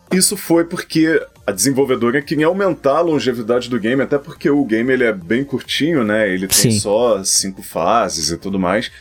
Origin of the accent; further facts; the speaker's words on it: Brazil; nós somos brasileiros